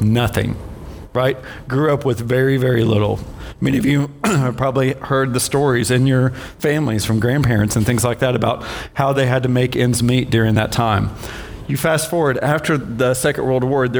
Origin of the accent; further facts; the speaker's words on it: Maryville, United States; Maryville, at my hometown